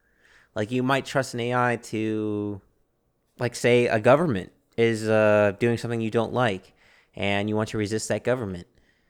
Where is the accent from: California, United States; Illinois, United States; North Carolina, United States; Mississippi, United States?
Illinois, United States; Chicago; We're both originally from Chicago.